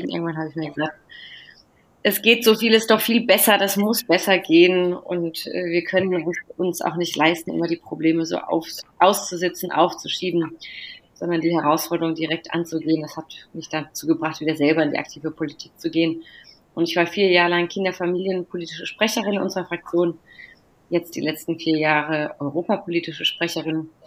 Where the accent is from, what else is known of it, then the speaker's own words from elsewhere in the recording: Neuenburg am Rhein, Baden-Württemberg, Germany; komme ursprünglich aus dem Südbadischen, bin groß geworden in Neuenburg am Rhein, in Freiburg zur Schule gegangen